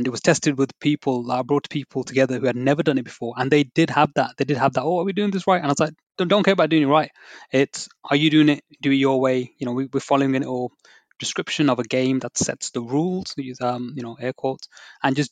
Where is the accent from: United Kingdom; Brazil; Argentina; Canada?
United Kingdom; I'm a British Asian background